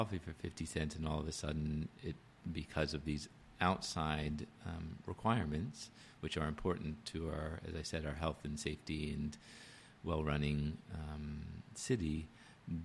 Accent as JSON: {"language": "English", "town": "Washington", "region": "District of Columbia", "country": "United States", "tie": "born or raised there", "said": "Washington, my hometown"}